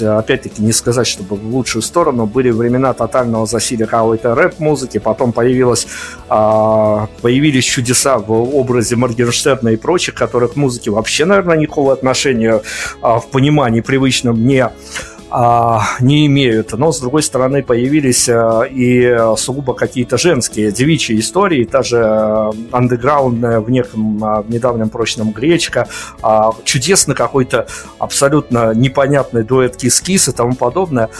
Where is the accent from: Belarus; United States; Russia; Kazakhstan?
Belarus; у меня, как у журналиста белорусского